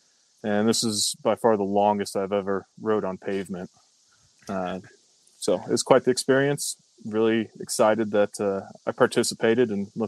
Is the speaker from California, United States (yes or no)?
no; Omaha, Nebraska, United States; I'm from the Omaha, Nebraska area. Went to college with Trevor and Kyle.